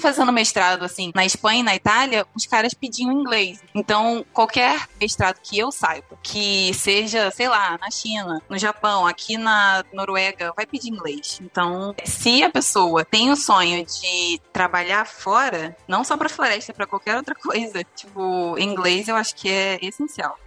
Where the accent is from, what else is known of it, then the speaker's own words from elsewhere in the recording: Rio de Janeiro, Brazil; moved away as an adult; also born or lived in Viçosa; now in Norway; eu sou do Rio